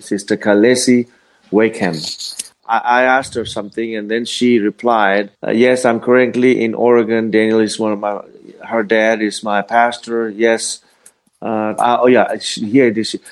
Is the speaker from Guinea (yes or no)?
no; Fiji; moved away; I was uh, uh, born and raised in the Fiji Islands, uh, well, in the South Pacific